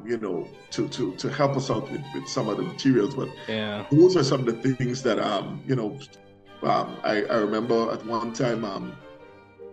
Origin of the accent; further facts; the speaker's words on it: Guyana; moved away; I came from Guyana. And in Guyana, we are resourceful people